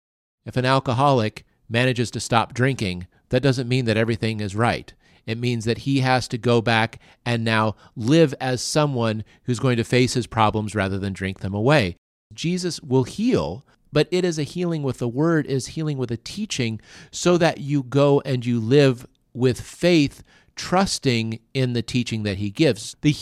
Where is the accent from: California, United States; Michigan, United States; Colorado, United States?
Colorado, United States; I'm from Colorado, but I prefer going to the beach if I'm going to relax.